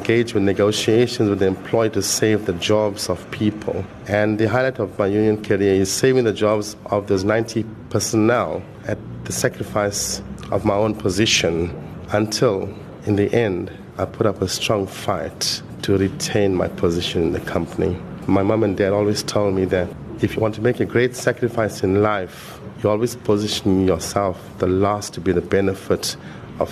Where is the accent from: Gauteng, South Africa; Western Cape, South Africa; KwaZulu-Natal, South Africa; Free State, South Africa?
KwaZulu-Natal, South Africa; Durban; also born or lived in Phoenix; 1 year later, my family moved to various places, to Overport, lived in Stamford Hill. Then we went into Chatsworth